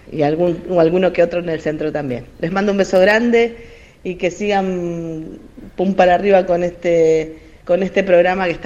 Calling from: Wilde, Buenos Aires Province, Argentina; Hola chicos, ¿qué tal? Buenas noches … de Wilde.

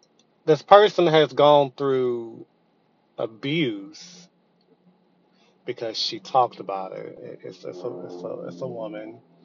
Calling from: Texas, United States; I'm calling from Texas.

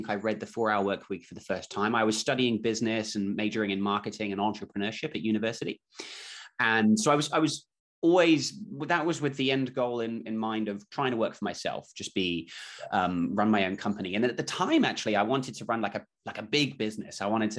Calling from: Auckland, New Zealand; I'm calling in from Auckland, New Zealand. So it's Wednesday morning here.

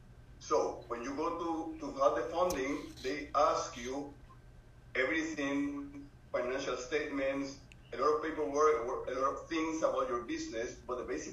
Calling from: Puerto Rico; I'm participating from Puerto Rico.

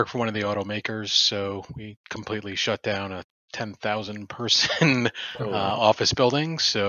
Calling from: Detroit, Michigan, United States; Detroit, Michigan.

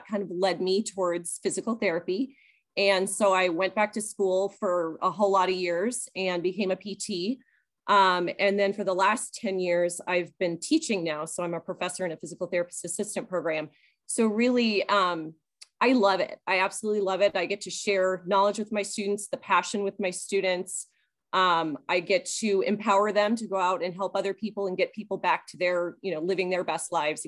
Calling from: Kalispell, Montana, United States; I'm calling from Kalispell, Montana.

